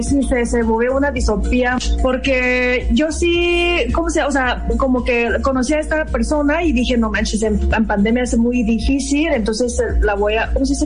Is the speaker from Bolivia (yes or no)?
no; China; moved away as an adult; also born or lived in Mexicali, Mexico; now in Cuernavaca, Mexico; soy de China. He llevado como ocho años y medio viviendo en México, antes de Mexicali y ahorita vivo en Cuernavaca